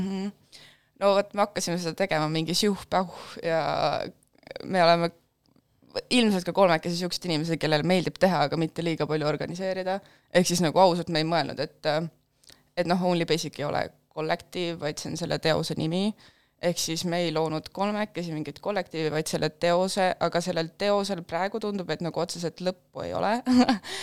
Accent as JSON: {"language": "Estonian", "town": "Pärnu", "region": "Pärnu County", "country": "Estonia", "said": "ma olen äh, Pärnust pärit"}